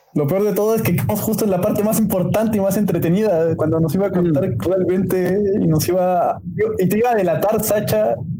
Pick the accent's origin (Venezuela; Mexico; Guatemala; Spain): Mexico; como mexicano